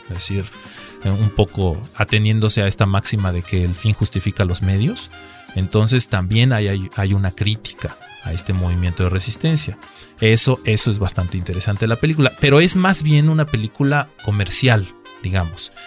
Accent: Mexico

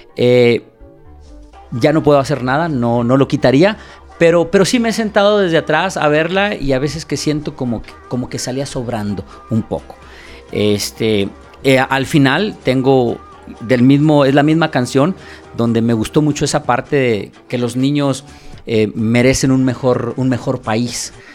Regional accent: Mexico; now in New York, United States; yo soy un mexicano que radico en Estados Unidos

